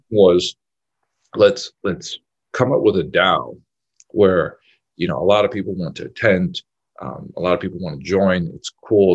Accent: New York City, New York, United States; I, I, grew up in Brooklyn, New York

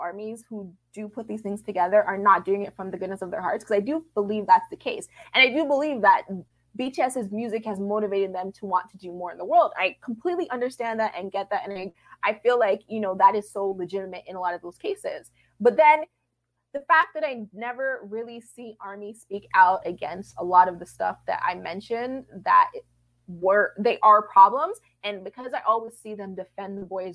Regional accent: Toronto, Ontario, Canada; I'm not a Black person from the United States, but, you know, I'm from Toronto, so I'm fairly close to it

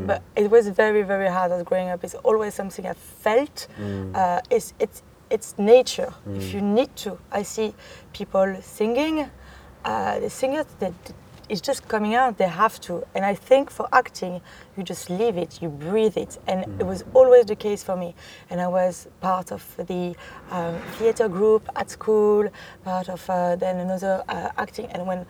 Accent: Brittany, France; accent: French; English is a second language; moved away as an adult; now in London, United Kingdom; So I come from the countryside, by the seaside, Brittany. I have been living in London for 8 years now, and I first came as an au pair.

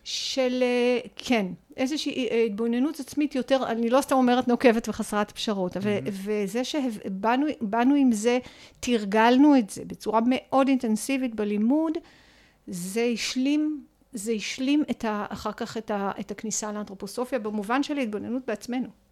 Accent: Sha'ar HaGolan, Northern District, Israel; גדלתי בחינוך משותף בקיבוץ. אני כן. בת קיבוץ, שער הגולן

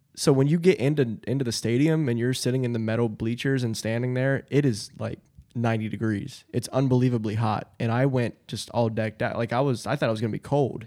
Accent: London, Ohio, United States; I'm from London, same thing as Galpolis.

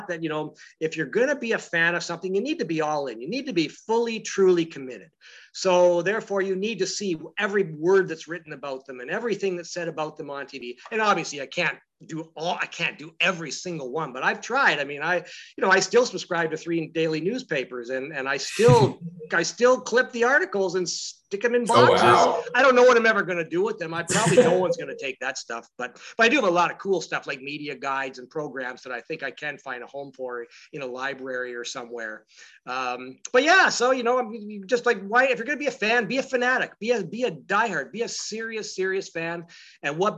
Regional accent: London, Ontario, Canada; moved away; also born or lived in Edmonton / Toronto; I grew up in London, Ontario

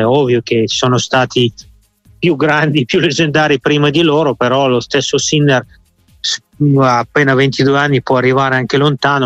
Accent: Moscow, Russia; moved away; nella mia stessa città di Mosca

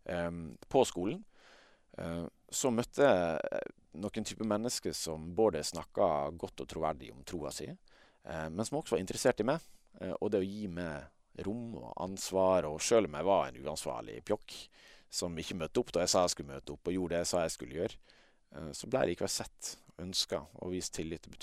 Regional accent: Møre og Romsdal, Norway; accent: Sunnmøre dialect; men jeg kjenner meg jo kanskje mest som vestlending, og det hører du kanskje på dialekta også. Eh, det, det er mest sunnmørsdialekt

